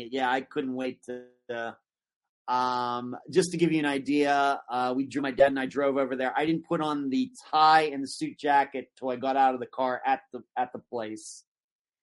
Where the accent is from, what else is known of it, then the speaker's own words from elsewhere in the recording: Leechburg, Pennsylvania, United States; now in Florida, United States; only about 20 minutes from where I grew up in Leechburg